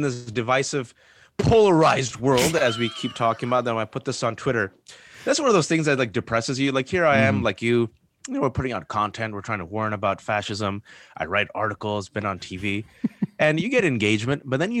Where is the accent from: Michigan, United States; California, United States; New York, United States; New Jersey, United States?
California, United States; Bay Area; So I'm born and raised in the Bay Area. I'm a simple man.